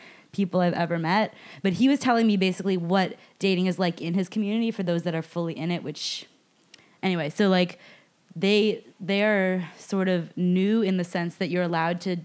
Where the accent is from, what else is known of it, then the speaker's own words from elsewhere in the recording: Canada; I'm the Canadian one.